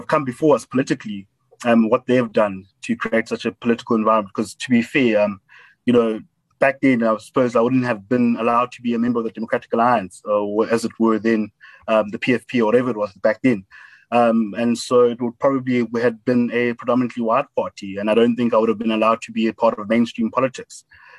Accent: Howick, KwaZulu-Natal, South Africa; accent: Model C accent; also born or lived in Underberg; I did my schooling in Howick High School. Howick Prep was where I went to primary school. And so I'm a born and bred Howick boy in the KwaZulu-Natal Midlands.

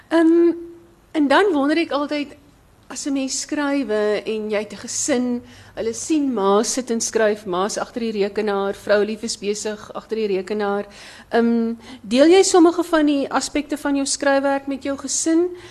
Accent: Breede River Valley, Western Cape, South Africa; ons twee het gemeenskaplike wortels in die Brederivier Vallei. Daar waar die blouste blouste berge is in die wildste woeste wind. Dis waar ons vandaan kom

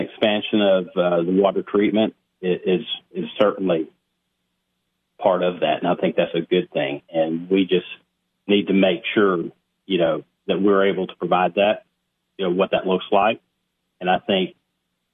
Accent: Cookeville, Tennessee, United States; Cookeville is my hometown. I was born and raised here

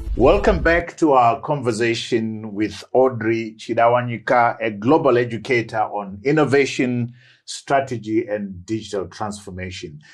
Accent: Bulawayo, Zimbabwe; I grew up in Magwegwe

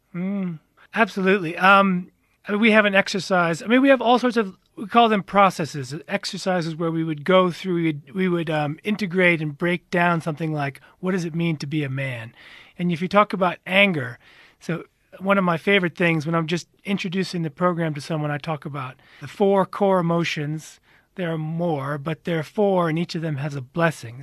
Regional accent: United States; moved away as an adult; now in South Africa; I am American

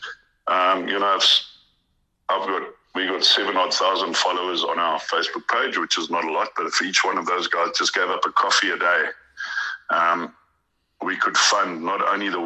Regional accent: South Africa; now in Ukraine; as a South African

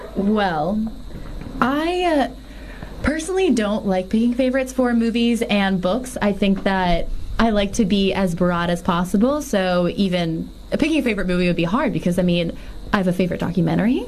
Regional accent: New Orleans, Louisiana, United States; I'm from New Orleans

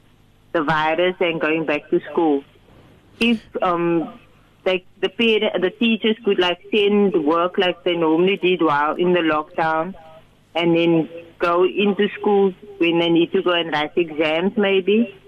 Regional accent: South Africa; I feel that as South African citizens, we have a right to life

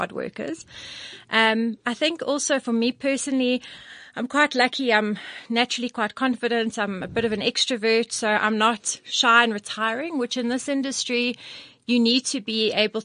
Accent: Johannesburg, Gauteng, South Africa; I'm a Joburg all through and through. And I love Joburg

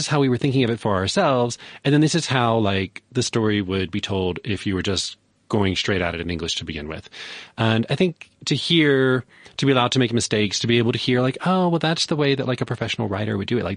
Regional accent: Louisiana, United States; now in Johannesburg, South Africa; I grew up in Louisiana.

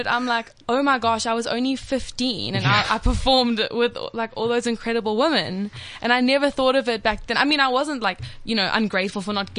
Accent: Durban, KwaZulu-Natal, South Africa; moved away as an adult; now in Johannesburg, South Africa; I grew up in Durban. I lived there for 18 years. So now I've just moved up to Joburg. I finished matric last year.

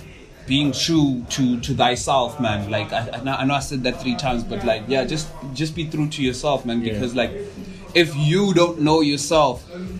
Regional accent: Mandalay, Mandalay Region, Myanmar; Before I answer that, I'm gonna go back to, I grew up in Mandalay, ne?

